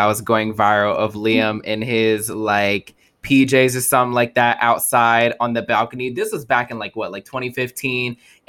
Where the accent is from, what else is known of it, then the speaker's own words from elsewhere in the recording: United States; also born or lived in Egypt; Before I am an American, I am a … stan. Before I'm an Egyptian